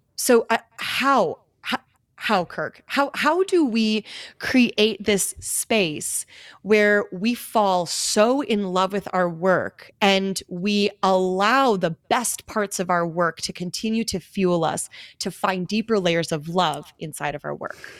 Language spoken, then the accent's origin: English; Greendale, Wisconsin, United States; moved away as an adult; also born or lived in Minneapolis, Minnesota; now in Scottsdale, United States; I grew up in Greendale, went to Pop Dental Lab as a field trip